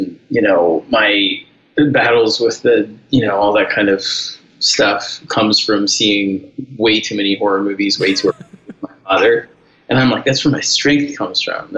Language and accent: English; New York City, New York, United States; I grew up in New York City in the Lower East Side